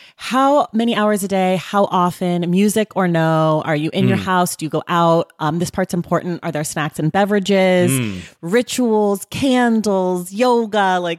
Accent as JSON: {"language": "English", "town": "Oakland", "region": "California", "country": "United States", "said": "it's pertinent to my life because I'm from Oakland, California"}